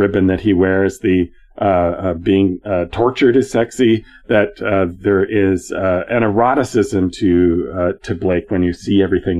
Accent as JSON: {"language": "English", "country": "Canada", "said": "I'm a Canadian."}